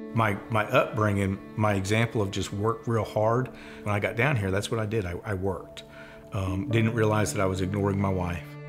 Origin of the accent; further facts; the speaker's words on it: New Jersey, United States; born and raised in New Jersey.